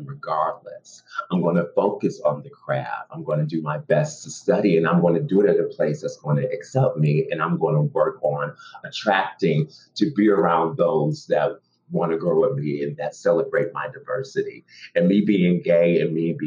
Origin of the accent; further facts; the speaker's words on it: United States; I'm an American actor who happens to be Black and gay.